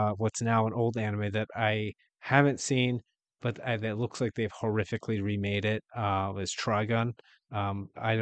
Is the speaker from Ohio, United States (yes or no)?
no; Wheeling, West Virginia, United States; I'm from Wheeling, West Virginia